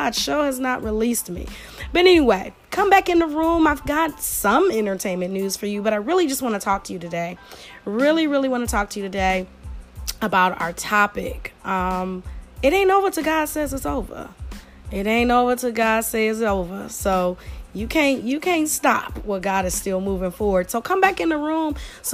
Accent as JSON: {"language": "English", "town": "Detroit", "region": "Michigan", "country": "United States", "said": "I am from the Detroit area, I am a Detroit girl, 313 girl"}